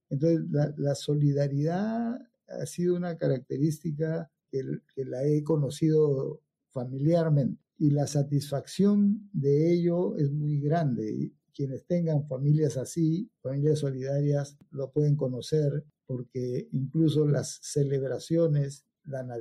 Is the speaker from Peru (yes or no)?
yes; Pucallpa, Ucayali, Peru; born there; Yo nací en Pucallpa porque mi padre estaba destacado por allá, mi madre era de, Loreto, se conocieron allá, se casaron y, todos hemos nacido en, ese deambular de ciudades en ciudades.